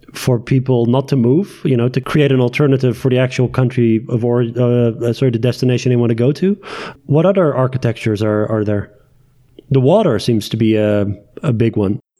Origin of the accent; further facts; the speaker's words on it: Tehran, Tehran Province, Iran; moved away; also born or lived in Netherlands; my Iranian nationality is uh, is there because I was born in Tehran.